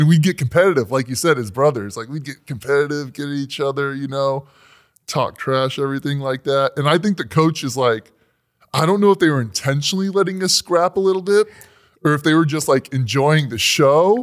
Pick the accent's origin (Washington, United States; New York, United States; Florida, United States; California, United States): California, United States; we're from California, from Disneyland